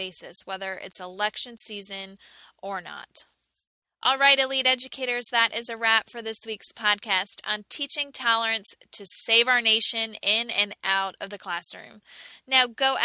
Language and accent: English; United States